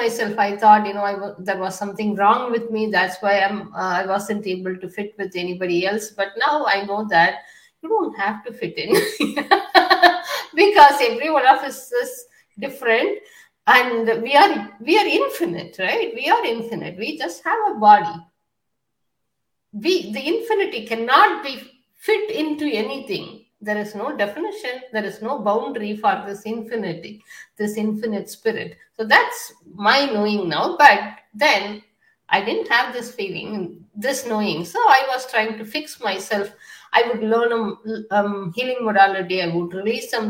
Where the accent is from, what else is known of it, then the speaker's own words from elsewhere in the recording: India; also born or lived in United Kingdom; now in United States; I was born in India in a patriarchal society